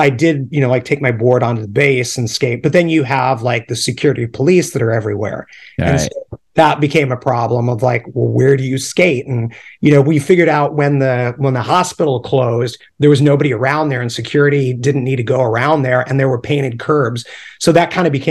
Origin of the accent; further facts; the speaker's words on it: Charleston, South Carolina, United States; born there; in Charleston, South Carolina. So that's right. American by birth, Southern by the grace of God. so yeah, Charleston, South Carolina.